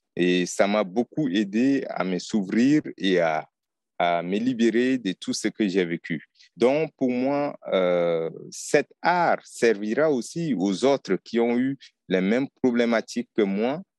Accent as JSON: {"language": "French", "country": "Chad", "said": "je suis tchadien"}